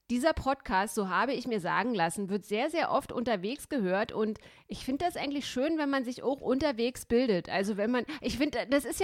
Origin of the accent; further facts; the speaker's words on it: East Germany, Germany; ich habe ja meine Kindheit in der DDR verbracht und das war auch schon komisch, als der Erich Honecker nicht mehr da gewesen ist.